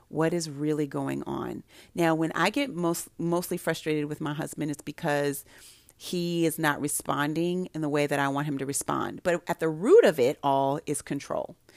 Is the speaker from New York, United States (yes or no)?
no; Santa Barbara, California, United States; now in Prince George's County, United States; I grew up in Santa Barbara